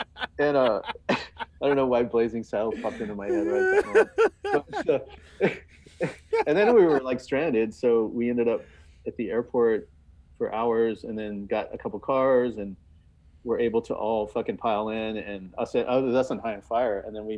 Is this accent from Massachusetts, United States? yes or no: no; California, United States; I grew up in California, man. I grew up around a bunch of earthquakes.